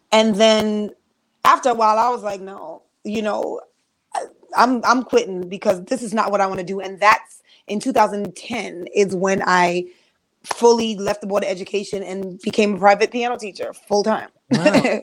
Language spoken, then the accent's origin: English; New York, United States; I'm from New York